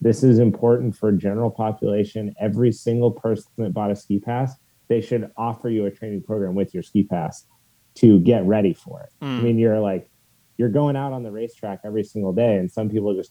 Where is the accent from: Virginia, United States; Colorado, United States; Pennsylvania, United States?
Colorado, United States; Steamboat Springs; growing up in Steamboat Springs since I was 9